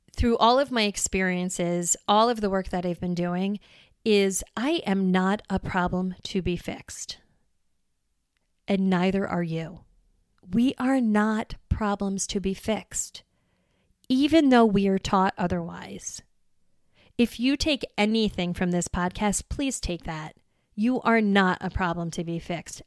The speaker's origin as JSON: {"language": "English", "region": "New York", "country": "United States", "tie": "born or raised there", "moved": "as an adult", "lives_now": "Wisconsin, United States", "said": "I was born and raised in New York and I moved to Wisconsin"}